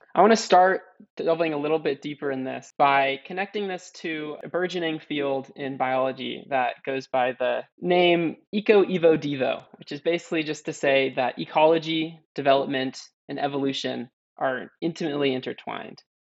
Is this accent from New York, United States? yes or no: no; California, United States; growing up in California, a landscape that's been devastated by waves of colonialism